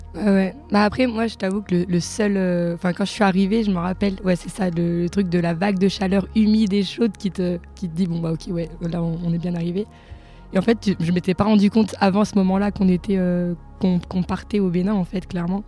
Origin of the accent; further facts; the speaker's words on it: France; je viens de Vorep